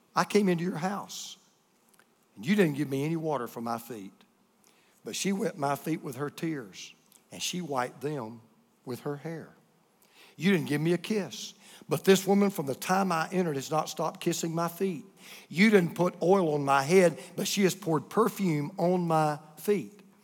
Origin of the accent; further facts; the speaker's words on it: United States; being an American like we are